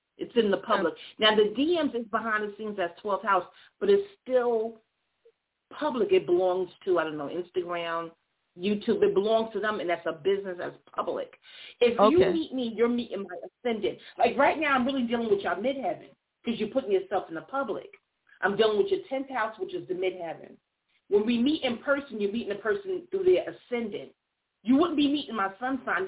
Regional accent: New York, United States; also born or lived in Atlanta, Georgia; now in the Carolinas, United States; I'm from New York. Y'all in my hometown

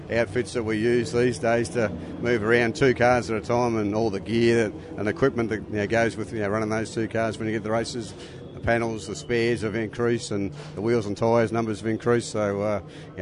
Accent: Melbourne, Victoria, Australia; where I grew up in Chelsea in Melbourne

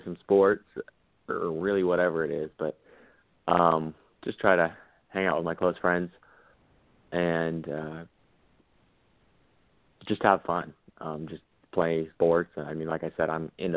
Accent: California, United States; I'm from California

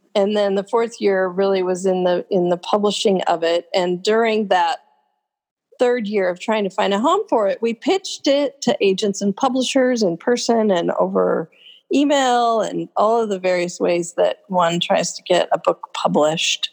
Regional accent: Oregon coast, United States; also born or lived in Willamette Valley, Oregon / Bend, Oregon; I've been in Oregon my whole life. I grew up on the Oregon coast, and then I was in the valley for a while, and I've been in Bend now for 25 years.

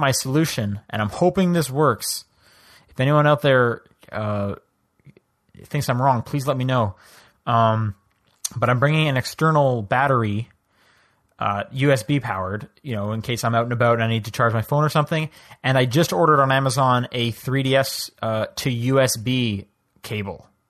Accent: Canada; now in United States; I'm from Canada.

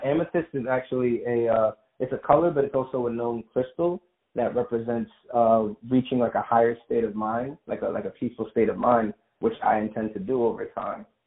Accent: New York City, New York, United States; moved away; also born or lived in Long Island, New York; born and raised in Brooklyn, New York, but then I moved out to Long Island for a little more than half my life

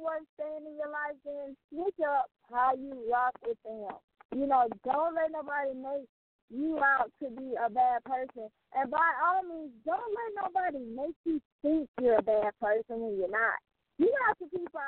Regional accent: Mobile, Alabama, United States; there are so many people in my hometown city that have dealt with domestic violence

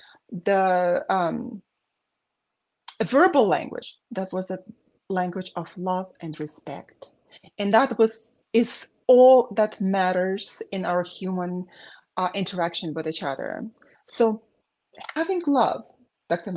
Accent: Baku, Azerbaijan; moved away; the war going on when I was growing up in Azerbaijan

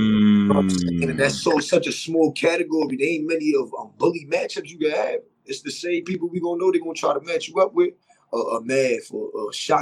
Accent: New York City, New York, United States; We Brooklyn. We New York.

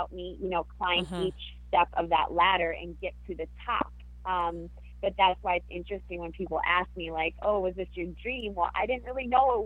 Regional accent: Wisconsin, United States; born or raised there; moved away as an adult; also born or lived in California

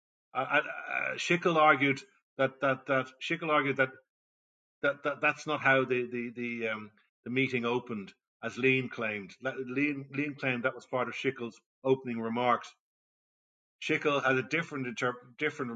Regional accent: Ireland; as an Irishman

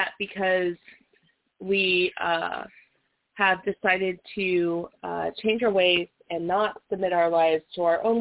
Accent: Las Vegas, Nevada, United States; I was born and raised in Las Vegas.

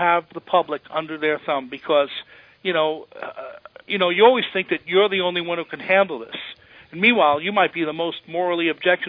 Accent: Washington, District of Columbia, United States; In Washington, I'll tell you, I grew up partly in Washington. My father was a general.

